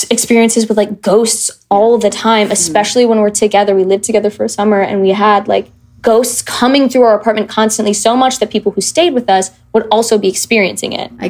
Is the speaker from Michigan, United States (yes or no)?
yes; Michigan, United States; I grew up in Michigan, yeah.